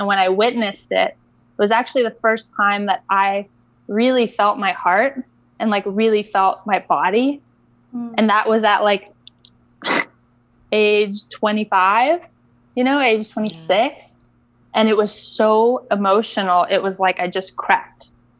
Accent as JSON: {"language": "English", "region": "Bali", "country": "Indonesia", "tie": "born or raised there", "said": "And I grew up in Bali. I grew up in Indonesia."}